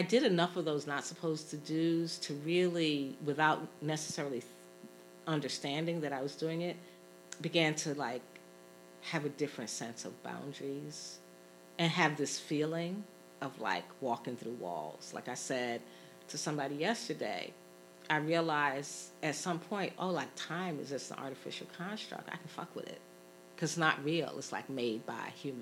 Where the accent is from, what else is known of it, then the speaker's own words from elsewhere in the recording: New York City, New York, United States; moved away as an adult; now in Philadelphia, United States; I grew up in Brooklyn, an urban space